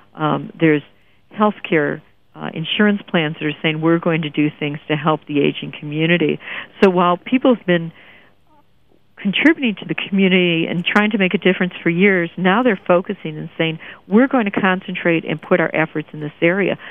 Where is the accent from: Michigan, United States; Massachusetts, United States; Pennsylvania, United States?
Michigan, United States; Detroit; I grew up in Detroit